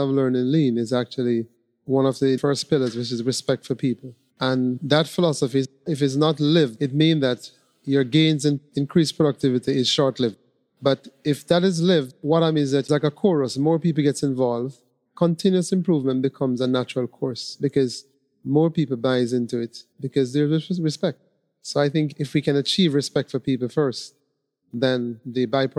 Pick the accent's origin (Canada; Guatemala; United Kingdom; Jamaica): Jamaica; also born or lived in Trinidad; now in Trinidad and Tobago; I'm Jamaican, but I live in Trinidad.